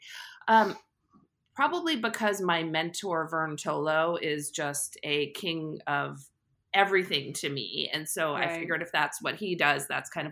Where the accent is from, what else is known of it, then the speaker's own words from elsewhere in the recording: Short Hills, New Jersey, United States; So I'm a Jersey girl. I grew up in Short Hills, New Jersey.